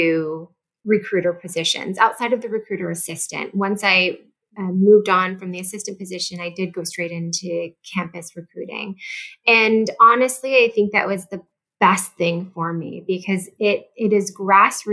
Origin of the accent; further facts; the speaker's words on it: St. Louis, Missouri, United States; I did move home to St. Louis, Missouri. I'm originally from St. Louis.